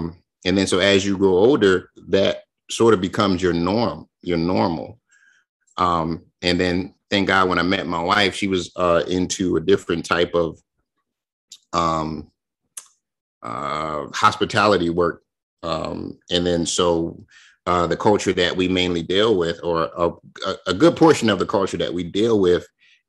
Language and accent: English; Chester, Pennsylvania, United States; I am from Chester, Pennsylvania.